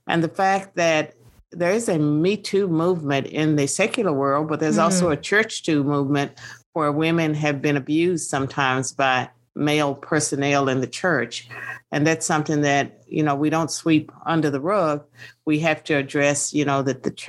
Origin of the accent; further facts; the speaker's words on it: Virginia, United States; born and raised in Virginia